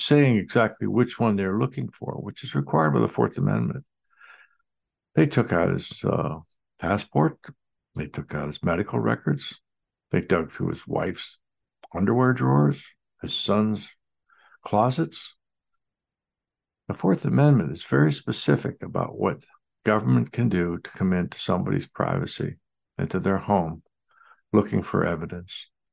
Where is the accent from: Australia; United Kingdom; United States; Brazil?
United States; as an American